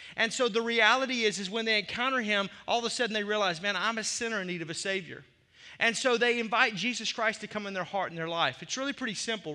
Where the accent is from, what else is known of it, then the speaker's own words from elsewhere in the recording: the South, United States; also born or lived in Arkansas; now in Milwaukee, United States; As a kid growing up in the South